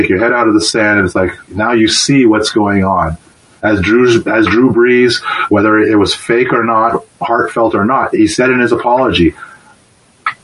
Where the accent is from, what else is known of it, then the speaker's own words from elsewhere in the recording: Canada; Growing up in Canada